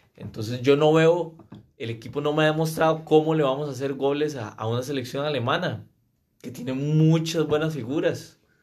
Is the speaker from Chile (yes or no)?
no; Costa Rica; como un tico